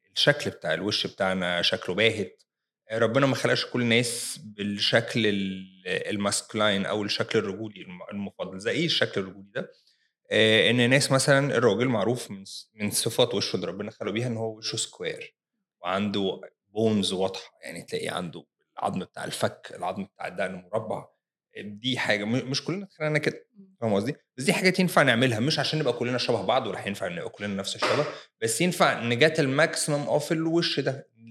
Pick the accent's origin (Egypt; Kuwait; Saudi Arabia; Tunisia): Egypt; احنا كمصريين